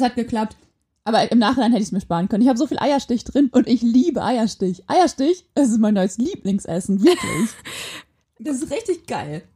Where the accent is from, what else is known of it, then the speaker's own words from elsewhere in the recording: Quakenbrück, Lower Saxony, Germany; now in Osnabrück, Germany; Ich komme eigentlich aus aus Quakenbrück in Niedersachsen und ich wohne jetzt in Osnabrück